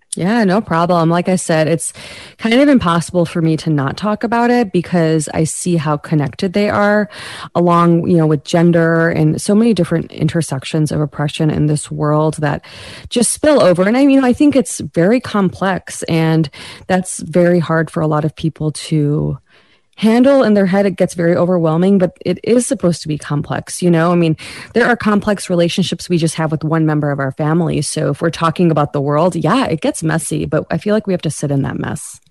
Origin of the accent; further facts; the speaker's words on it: United States; South Asian American